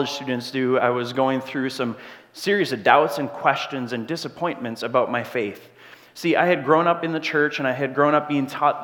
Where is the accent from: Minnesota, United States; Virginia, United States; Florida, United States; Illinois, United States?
Minnesota, United States; Grand Marais; moved away as an adult; I'm from Grand Marais, Minnesota